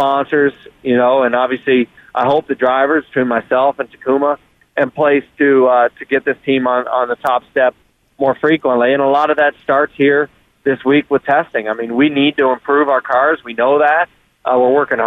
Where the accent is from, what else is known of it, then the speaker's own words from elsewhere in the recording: Columbus, Ohio, United States; I'm from Columbus, Ohio, so a college town